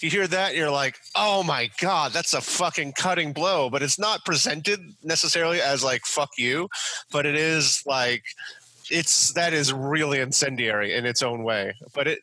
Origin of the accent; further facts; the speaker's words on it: New York, United States; when I grew up in New York